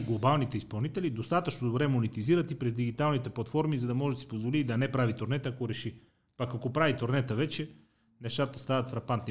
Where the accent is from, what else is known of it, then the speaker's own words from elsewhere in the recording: Sofia, Sofia City, Bulgaria; аз съм израснал в Иван Вазов и после се преместихме в дружба.